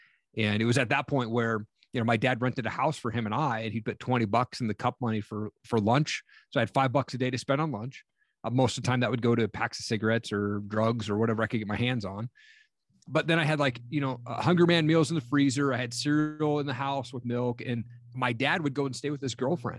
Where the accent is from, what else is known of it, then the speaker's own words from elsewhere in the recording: Tri-Cities, Washington, United States; also born or lived in Stevensville, Montana; And then they decided to move us from Washington State, where I grew up in Eastern Washington, a place called Tri-Cities out there. And they moved us to small town Montana, Stevensville, Montana, population 1,200 people.